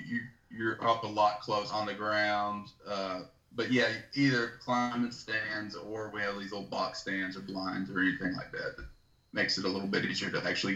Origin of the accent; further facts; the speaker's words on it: Canada; most of us red-blooded Canadians